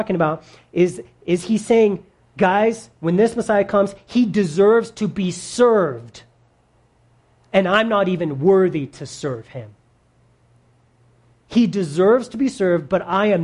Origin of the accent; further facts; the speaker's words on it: Greeley, Colorado, United States; I'm from Greeley